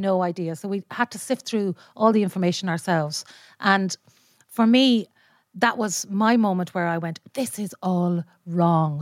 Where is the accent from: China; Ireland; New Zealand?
Ireland; Leitrim, Connacht; I'm from Leitrim